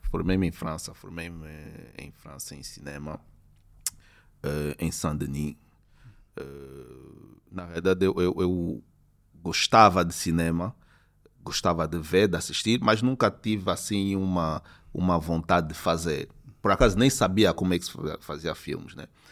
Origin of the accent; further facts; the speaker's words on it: Luanda, Luanda Province, Angola; desde a minha infância aqui na Maianga